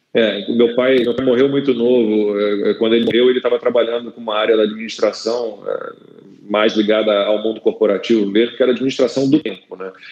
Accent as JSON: {"language": "Portuguese", "region": "Rio de Janeiro", "country": "Brazil", "moved": "as an adult", "lives_now": "São Paulo, Brazil", "said": "sou carioca, mas tô em São Paulo já há quase, nossa, dois anos"}